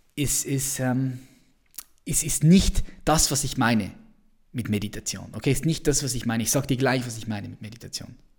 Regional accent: Switzerland; ich bin Schweizer

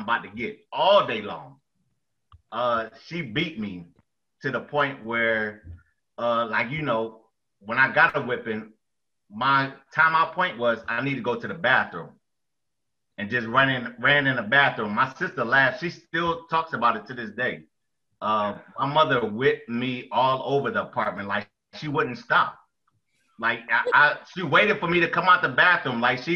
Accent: Philadelphia, Pennsylvania, United States; I'm from Philly, so we had the school buses

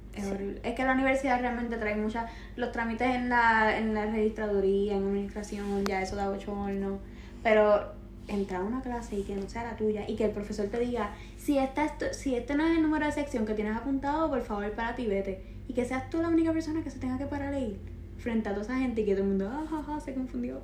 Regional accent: Puerto Rico; nosotros como puertorriqueños

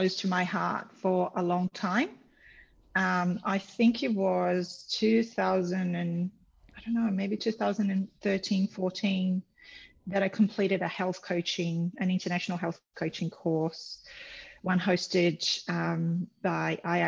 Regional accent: Brazil; moved away; I'm from Brazil originally

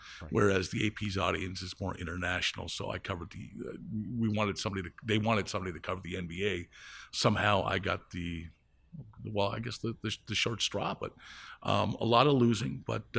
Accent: Windsor, Ontario, Canada; also born or lived in Toronto; I was born in Toronto, but I grew up in Windsor, Ontario, across from Motor City. So I'm pretty much, the way, growing up in Windsor is like, you're always focused towards Detroit. So, you know, I was really half American

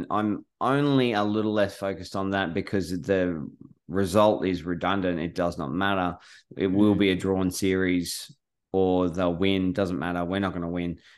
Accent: Queensland, Australia; I'm a Queenslander through and through.

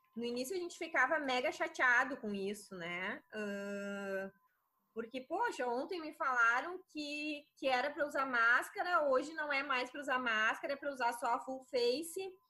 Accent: Crissiumal, Rio Grande do Sul, Brazil; Sou do interior do Rio Grande do Sul, da cidade de Criciúmal

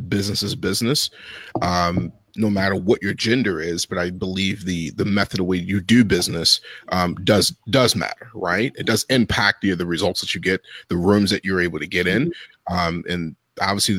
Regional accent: Baltimore, Maryland, United States; I'm originally from Baltimore, Maryland

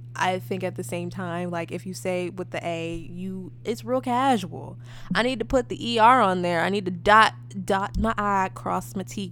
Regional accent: New York, United States; I'm also from New York

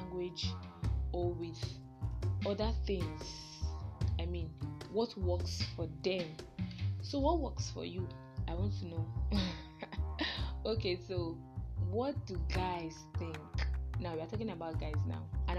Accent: Nigeria; as a Nigerian gay, as a Nigerian fine gay or Nigerian woman, lady, girl

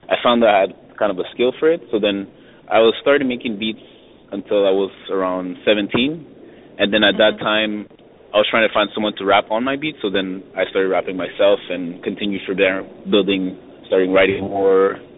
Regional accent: Montreal, Quebec, Canada; I was born and raised in Montreal

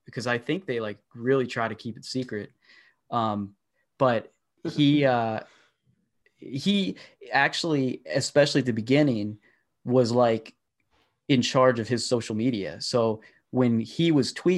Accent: small town in Pennsylvania, United States; I'm from a small town, so not a ton goes on here

